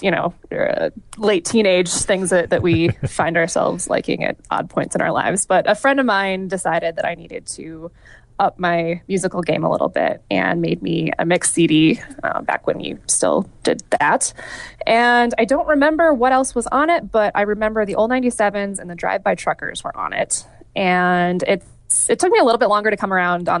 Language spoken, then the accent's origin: English; northeastern Wisconsin, United States; also born or lived in Iowa; I was born in Iowa, but I grew up in a tiny town in northeastern Wisconsin, right on the border of Wisconsin and Upper Michigan